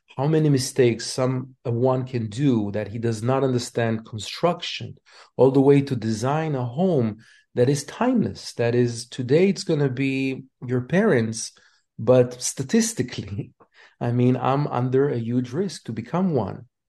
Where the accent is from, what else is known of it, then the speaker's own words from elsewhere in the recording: Israel; moved away as an adult; now in United States; I immigrated from Israel.